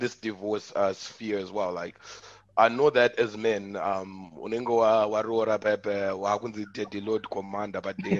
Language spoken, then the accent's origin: English; Zimbabwe; we're all from Zimbabwe.